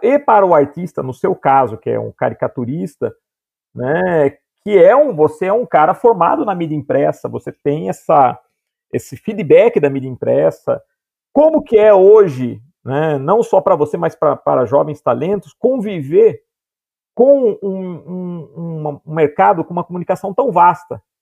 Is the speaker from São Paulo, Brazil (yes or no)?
yes; Piracicaba, São Paulo, Brazil; no interior, né, que eu sou de Piracicaba